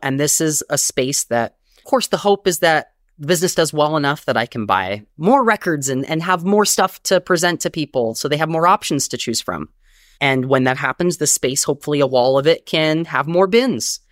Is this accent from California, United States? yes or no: yes; Long Beach, California, United States; moved away as an adult; also born or lived in Inland Empire, California; now in New York, United States; I grew up in Long Beach, California, where I was born, and I moved to New York, um, twelve years ago